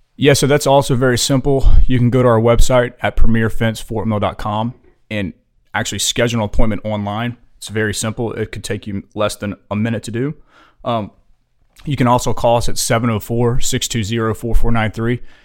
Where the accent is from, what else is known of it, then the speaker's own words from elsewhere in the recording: Louisiana, United States; moved away as an adult; now in Fort Mill, United States; we're originally from Louisiana